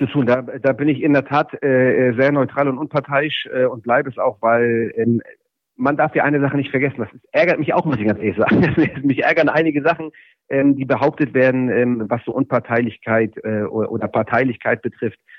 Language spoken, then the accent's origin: German; Hamburg, Germany; Ich bin, bin äh, in Hamburg-Mansberg aufgewachsen, in einer Plattenbausiedlung